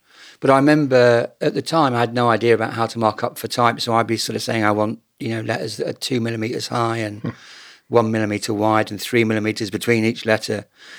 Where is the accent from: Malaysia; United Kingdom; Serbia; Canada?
United Kingdom; Bracknell, South East England; I was brought up in Bracknell Newtown, and the southeast for me, even then, kind of felt a little sort of Stepford Wives